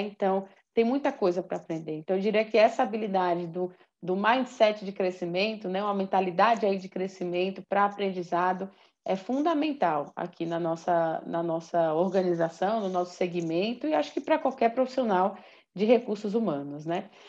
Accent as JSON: {"language": "Portuguese", "country": "Brazil", "said": "como brasileiros, brasileiras, latinos"}